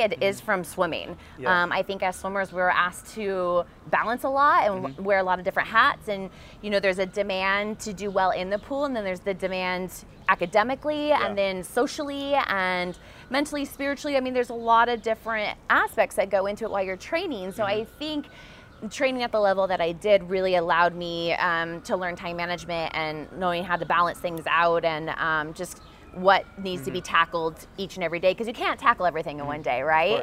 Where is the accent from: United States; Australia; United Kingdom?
United States; Southern California; also born or lived in Ann Arbor, Michigan; This is the first one really outside of my hometown